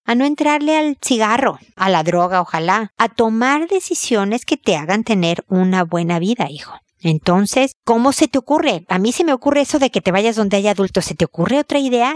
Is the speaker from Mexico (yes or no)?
yes; Mexico; como lo decimos en México, en mi tierra